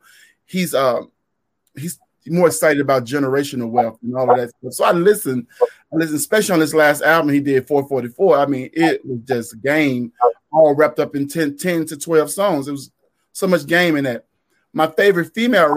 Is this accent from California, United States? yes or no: no; Memphis, Tennessee, United States; I'm from Memphis, Tennessee, in an area called Orange Mound